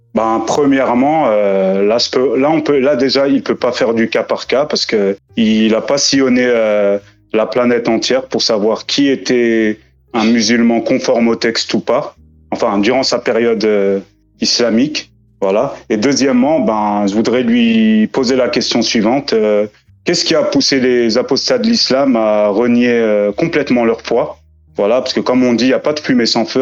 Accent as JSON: {"language": "French", "country": "France", "tie": "born or raised there", "said": "j'ai grandi en France"}